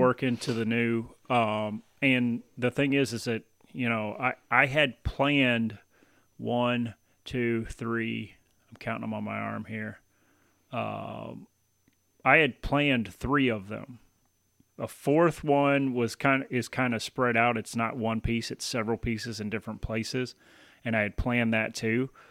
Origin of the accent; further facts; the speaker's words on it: Tennessee, United States; moved away as an adult; also born or lived in Baton Rouge, Louisiana; now in Michigan, United States; moved to Tennessee and then spent the next 18 years in Tennessee